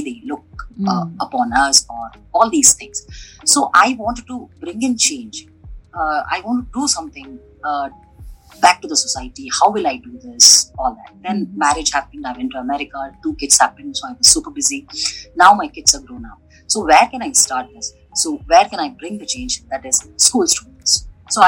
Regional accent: Bangalore, Karnataka, India; basically born and brought up in Bangalore

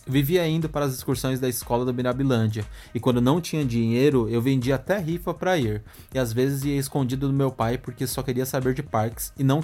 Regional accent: Recife, Pernambuco, Brazil; tenho 24 anos e sou do Recife.

